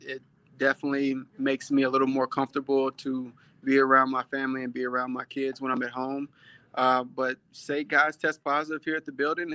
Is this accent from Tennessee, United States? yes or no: yes; Tennessee, United States; now in Houston, United States; I grew up in Tennessee